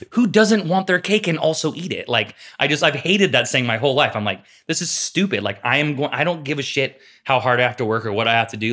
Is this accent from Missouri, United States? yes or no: no; Sacramento, California, United States; We grew up together in East Sacramento